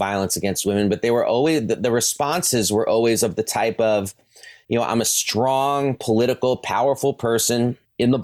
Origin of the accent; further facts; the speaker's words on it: New York City, New York, United States; my hometown of Brooklyn